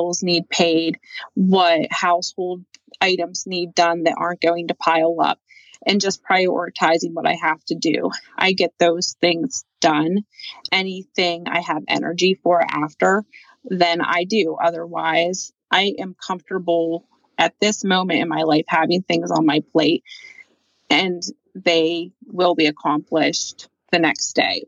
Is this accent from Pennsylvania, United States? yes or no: yes; Pennsylvania, United States; So I am from Western Pennsylvania. I've been here since I was 14.